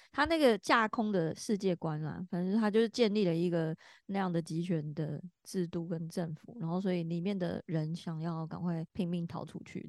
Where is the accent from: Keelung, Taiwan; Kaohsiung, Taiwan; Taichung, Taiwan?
Taichung, Taiwan; 我是台中人啊